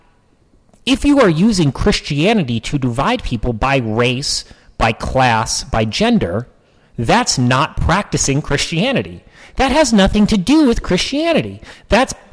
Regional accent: New Hampshire, United States; I grew up in New Hampshire

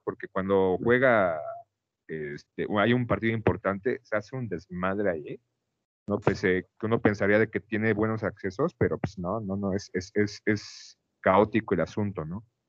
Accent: Mexico; haber como niño tenido un mundial en México

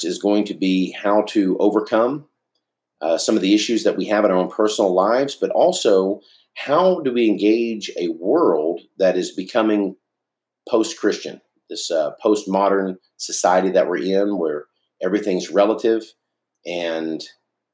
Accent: Dallas, Texas, United States; I grew up in East Dallas

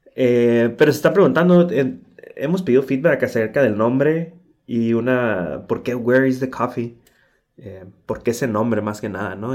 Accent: Tijuana, Baja California, Mexico; soy de Tijuana, Baja California

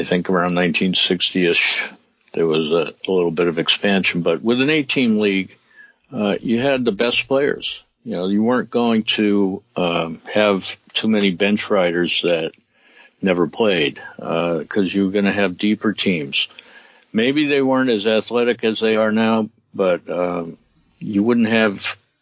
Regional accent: New York, United States; I grew up in New York

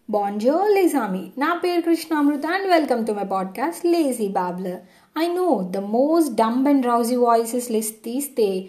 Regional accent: Gollaprolu, Andhra Pradesh, India; మా ఊరు గొల్లప్రోలో

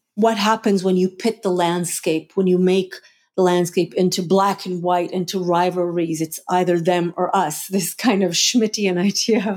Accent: Jerusalem, Jerusalem District, Israel; also born or lived in Hula Valley / Hulata; now in Buffalo, United States; I grew up half in Jerusalem and half in Hula Valley in, in a kibbutz up there, Hulata

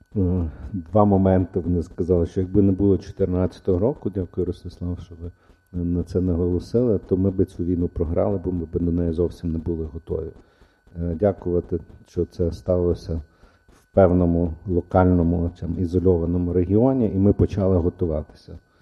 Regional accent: Ivano-Frankivsk, Ivano-Frankivsk Oblast, Ukraine; also born or lived in Odesa; я народився в Одесі, хоча я виріс в Франківську, я народився в Одесі.

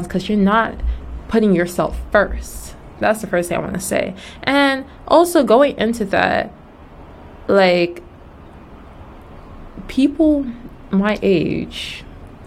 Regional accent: Nigeria; moved away; also born or lived in Georgia, United States; I'm Nigerian.

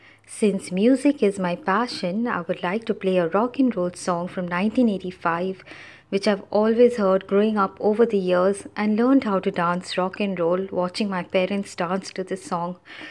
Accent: Pakistan; I'm from Pakistan.

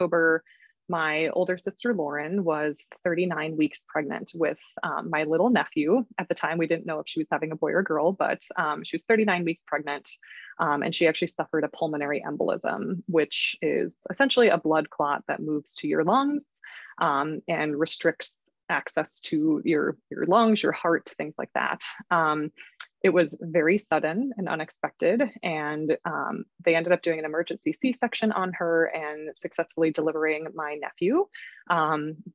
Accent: Minneapolis, Minnesota, United States; I am from Minneapolis, Minnesota in the United States.

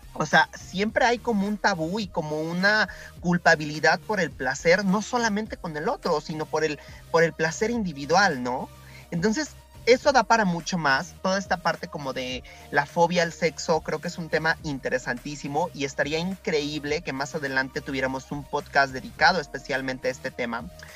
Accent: Puebla, Mexico; como sociedad mexicana y en el caso específico de Puebla

